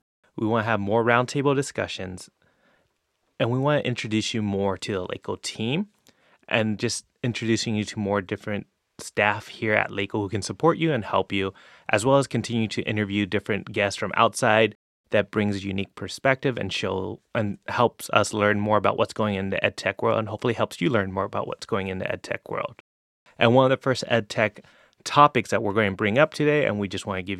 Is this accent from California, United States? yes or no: yes; California, United States; which, you know, is obvious considering we're from California